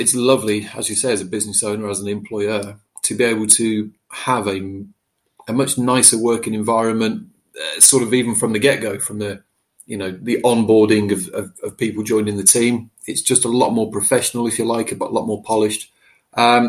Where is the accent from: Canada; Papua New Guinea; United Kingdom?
United Kingdom; Staffordshire, West Midlands; also born or lived in Whitchurch, Shropshire; I started out in my little village where I grew up in Staffordshire